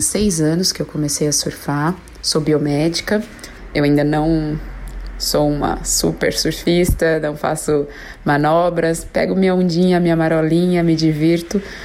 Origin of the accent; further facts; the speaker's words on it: São Paulo, Brazil; sou de São Paulo